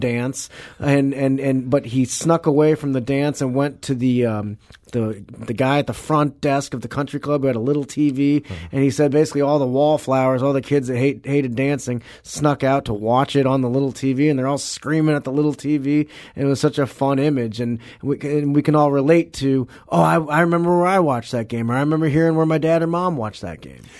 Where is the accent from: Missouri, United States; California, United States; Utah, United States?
Missouri, United States; Clayton; I'm from Saint Louis, I'm from Clayton